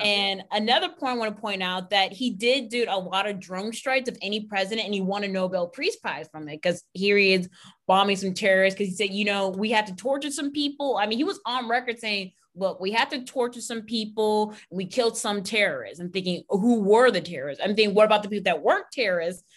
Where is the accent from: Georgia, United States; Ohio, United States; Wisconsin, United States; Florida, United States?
Ohio, United States; Pennsylvania; we grew up in Ohio, Pennsylvania